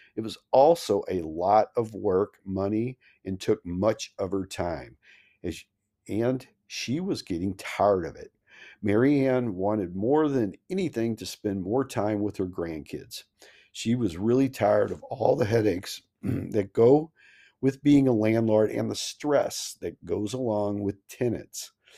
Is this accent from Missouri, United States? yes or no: yes; Missouri, United States; I'm from Missouri, the Show Me State.